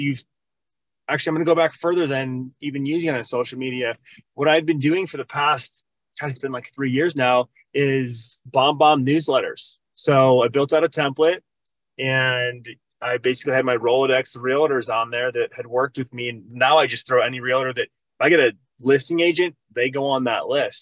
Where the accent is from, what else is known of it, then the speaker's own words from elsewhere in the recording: Minnesota, United States; also born or lived in Arizona; now in Cave Creek, United States; I am originally from Minnesota